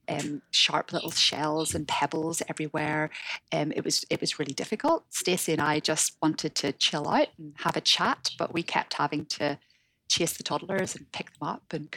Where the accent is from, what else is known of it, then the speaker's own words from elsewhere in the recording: Northern Ireland, United Kingdom; accent: Northern Irish; moved away as an adult; also born or lived in Hong Kong; now in Sydney, Australia; you can tell from my accent. I'm from Northern Ireland